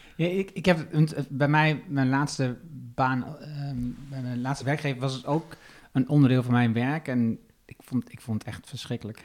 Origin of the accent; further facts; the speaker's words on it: Twente, Overijssel, Netherlands; now in Achterhoek, Netherlands; ik kom uit Twente, woon nu in eh, ehm, eigenlijk de Limers, maar laten we zeggen de Achterhoek